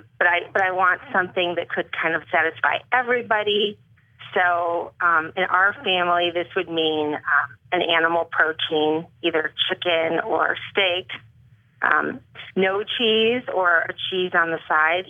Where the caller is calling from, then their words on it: California, United States; From the Bay Area.